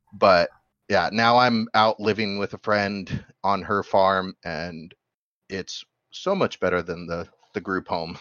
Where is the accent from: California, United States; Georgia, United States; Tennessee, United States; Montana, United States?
Montana, United States; Bozeman; moved away; I'm from Bozeman